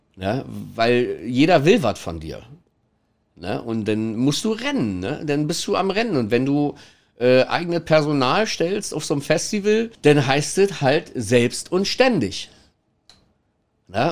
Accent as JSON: {"language": "German", "town": "Kirchmöser", "region": "Brandenburg", "country": "Germany", "tie": "born or raised there", "moved": "yes", "lives_now": "Hamburg, Germany", "said": "also ursprünglich komme ich tatsächlich aus Brandenburg. Ähm, Kirchen, ganz kleines, versch verschlafenes Nest äh, in der Nähe von, von der Stadt Brandenburg direkt"}